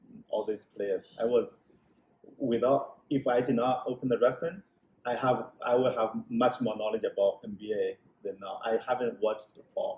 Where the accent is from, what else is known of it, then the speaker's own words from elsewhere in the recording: China; English is a second language; moved away; I traveled to China, to my hometown